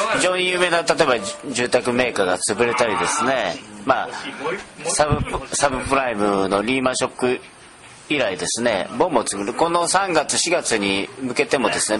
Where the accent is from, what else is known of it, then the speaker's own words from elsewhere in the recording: Nagoya, Aichi, Japan; 僕名古屋ですけども